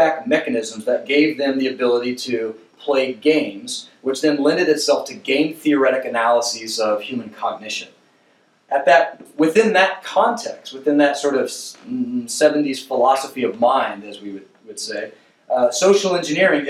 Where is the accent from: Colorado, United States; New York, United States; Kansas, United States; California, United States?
Kansas, United States; when I was a kid growing up in Kansas